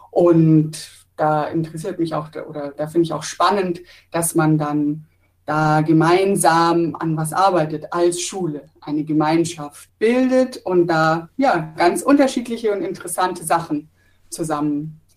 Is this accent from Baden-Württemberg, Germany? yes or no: yes; Pforzheim, Baden-Württemberg, Germany; Ich bin 31 Jahre alt, ich komme tatsächlich aus Pforzheim